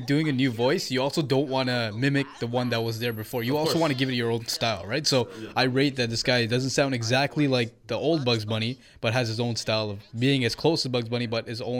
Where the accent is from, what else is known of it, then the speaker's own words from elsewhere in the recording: Toronto, Ontario, Canada; growing up in Scarborough, we had our Tamils.